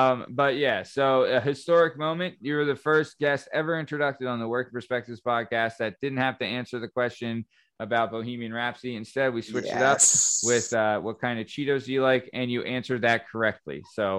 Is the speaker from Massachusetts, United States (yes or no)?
yes; Boston, Massachusetts, United States; what are you, you lace curtain? I'm from Southie, you know?